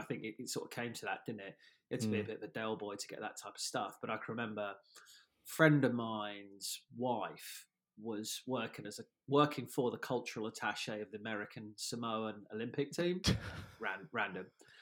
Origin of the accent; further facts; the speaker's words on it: Surrey, South East England, United Kingdom; I grew up down in Surrey